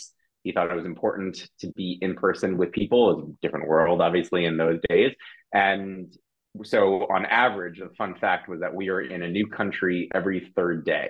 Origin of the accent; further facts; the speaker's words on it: New York, United States; moved away as an adult; now in London, United Kingdom; though I live in London, I'm originally from the United States, from New York